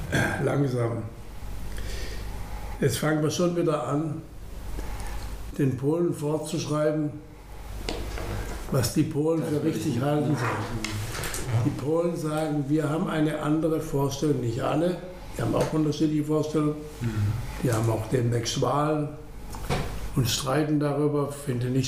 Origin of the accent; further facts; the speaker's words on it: Baden-Württemberg, Germany; wir sind Badener, Sie kennen Baden und Württemberg, Altbaden.